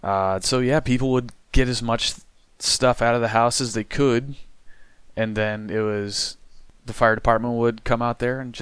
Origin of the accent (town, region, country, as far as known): Iowa, United States; born or raised there